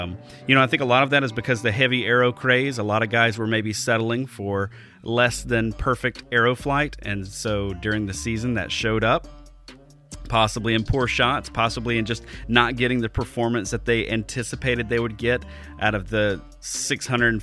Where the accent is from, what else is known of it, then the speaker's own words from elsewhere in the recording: Alabama, United States; moved away as an adult; now in Wisconsin, United States; I've only been here for 2 years. I'm from Alabama originally